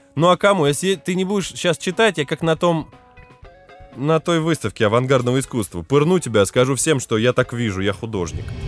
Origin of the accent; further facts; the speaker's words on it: Lipetsk, Lipetsk Oblast, Russia; Я хотя бы из Липы, с задворок.